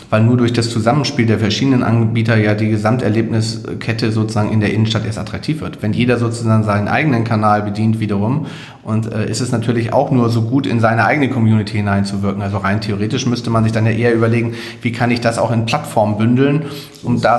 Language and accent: German; Hamburg, Germany; Kann als Hamburger nur sagen